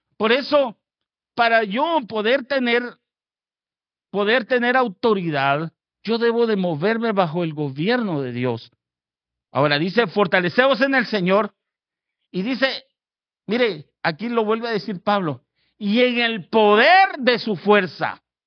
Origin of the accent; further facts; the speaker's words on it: Guatemala; now in Fort Worth, United States; Yo, yo soy originario de Guatemala